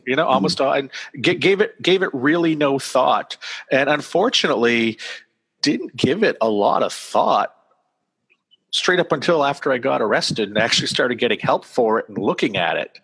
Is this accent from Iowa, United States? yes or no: no; Auburn, Maine, United States; my hometown, why can't where I live now